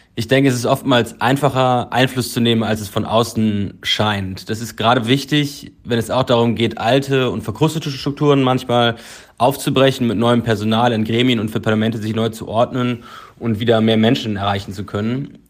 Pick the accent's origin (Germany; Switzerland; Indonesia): Germany; Cologne, North Rhine-Westphalia; moved away as an adult; now in Berlin, Germany; meiner Heimatstadt Köln